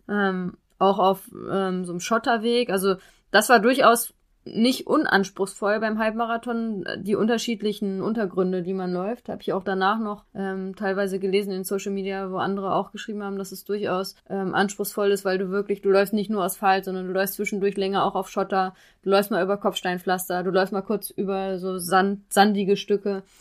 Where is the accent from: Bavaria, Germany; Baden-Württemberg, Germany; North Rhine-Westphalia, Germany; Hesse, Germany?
North Rhine-Westphalia, Germany; Xanten; now in Dresden, Germany; in meiner Heimat, also oder ganz nah an meiner Heimat dran. In Xanten bin ich zur Schule gegangen